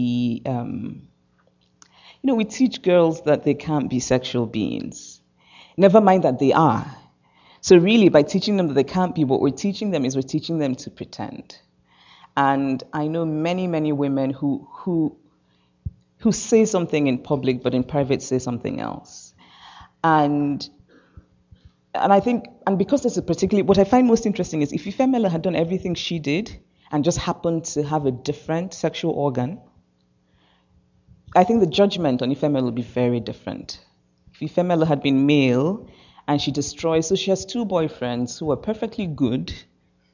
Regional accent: Nigeria; moved away as an adult; I'm Nigerian

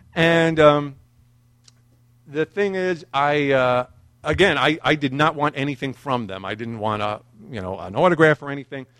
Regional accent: New York City, New York, United States; growing up in Brooklyn

